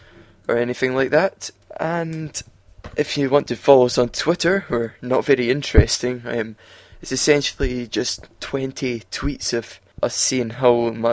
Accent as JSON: {"language": "English", "region": "Scotland", "country": "United Kingdom", "said": "I'm from Scotland, I live through in the East"}